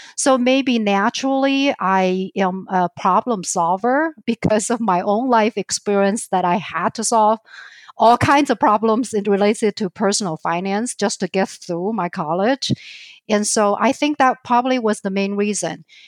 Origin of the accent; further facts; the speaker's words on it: southern China near Hong Kong, China; accent: Chinese; English is a second language; moved away as an adult; also born or lived in Idaho, United States / Minnesota, United States; now in Twin Cities, United States; I was born and raised in China, in southern part of China near Hong Kong